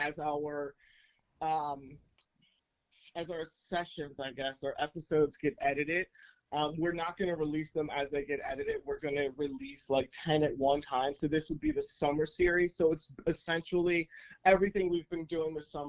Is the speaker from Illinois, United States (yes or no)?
yes; Chicago, Illinois, United States; I grew up on the South Side of Chicago